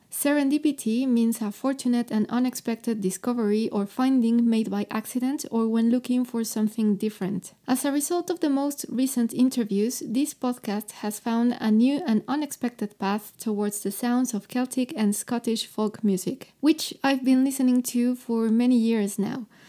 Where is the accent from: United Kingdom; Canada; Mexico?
Mexico; English is a second language; I'm from Mexico